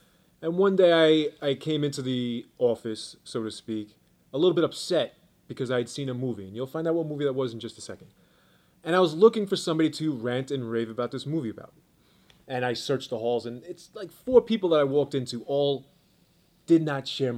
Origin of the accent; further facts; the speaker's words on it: New York City, New York, United States; moved away; I was born and raised in Brooklyn, New York, Coney Island to be exact.